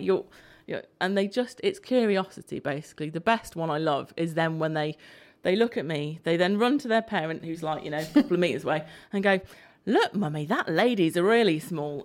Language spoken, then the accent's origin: English; Isle of Man; moved away; I grew up on the Isle of Man